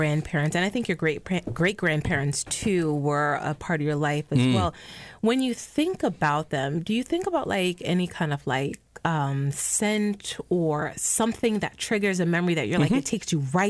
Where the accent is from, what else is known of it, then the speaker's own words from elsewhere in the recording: Jamaica; moved away; I was born in Jamaica.